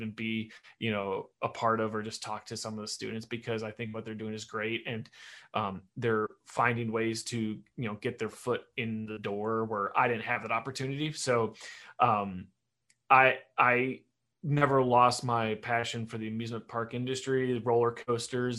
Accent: Detroit, Michigan, United States; I'm obviously from Detroit, and Cedar Point's about 2-hour drive from us. So we would go down there every summer

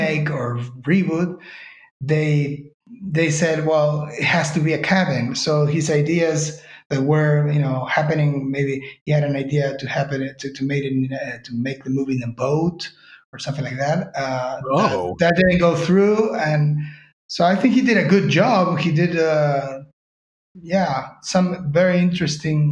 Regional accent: Uruguay; moved away as an adult; now in Spain; we are both from Uruguay

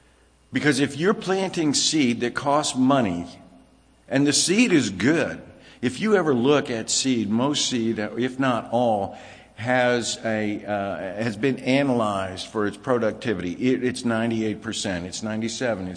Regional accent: Virginia, United States; also born or lived in Los Angeles, California / New Jersey; now in Pennsylvania, United States; I was born in L.A., grew up in Virginia, lived in New Jersey.

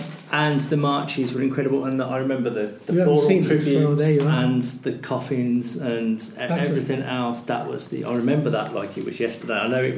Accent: Birmingham, West Midlands, United Kingdom; I grew up in South Birmingham.

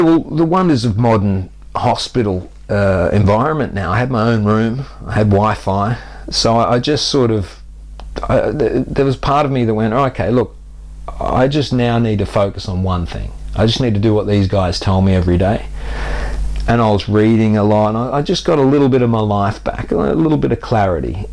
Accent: Australia; moved away as an adult; now in United Kingdom; I grew up active on the Australian beaches. So I was a surfer uh, from the age of five till I went away for university at 18.

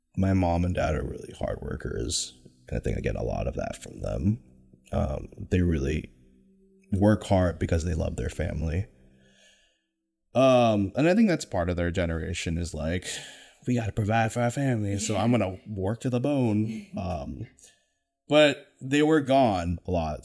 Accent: Folsom, California, United States; I grew up in Sacramento, California, born and raised in the nine one six, specifically Folsom, California

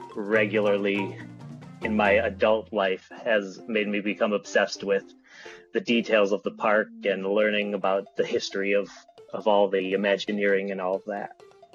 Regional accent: Chicago, Illinois, United States; now in Grand Rapids, United States; I'm originally from Chicago

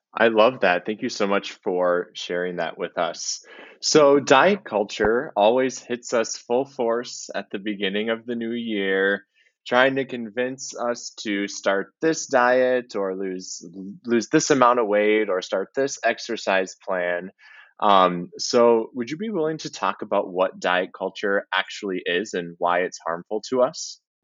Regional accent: Minnesota, United States; being a Minnesotan

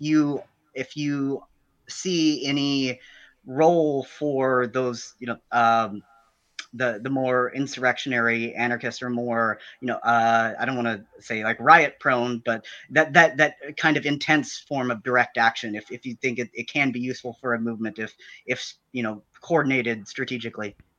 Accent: Southern Illinois, United States; I'm from Southern Illinois

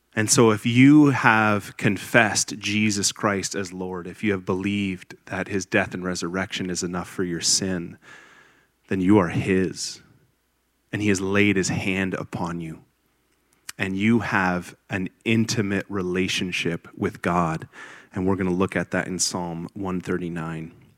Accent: Grimsby, Ontario, Canada; moved away as an adult; now in Liberty, United States; I was born and raised in Grimsby, Ontario, Canada

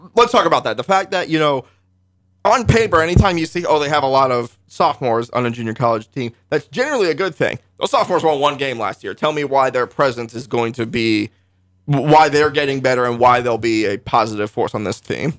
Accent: Northern Virginia, United States; moved away as an adult; now in Parsons, Kansas, United States; I was just a high school kid in, in Northern Virginia, the D C metro area

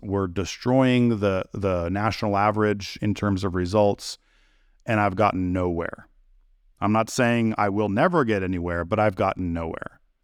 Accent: California, United States; now in Tennessee, United States; I grew up in California

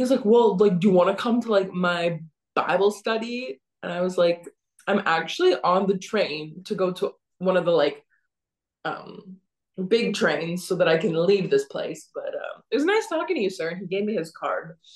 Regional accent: Canada; I'm from Canada.

